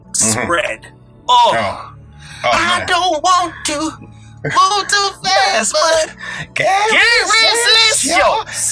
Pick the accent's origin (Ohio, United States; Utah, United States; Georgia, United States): Georgia, United States; Atlanta; I'm from Atlanta, baby.